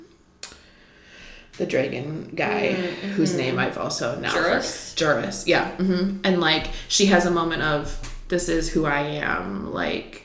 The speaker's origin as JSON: {"language": "English", "region": "Midwest", "country": "United States", "said": "I'm from the Midwest"}